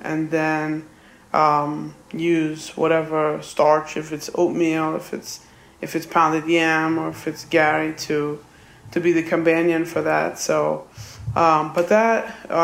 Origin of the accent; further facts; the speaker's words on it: New York City, New York, United States; I was born in New York City, and I grew up on Roosevelt Island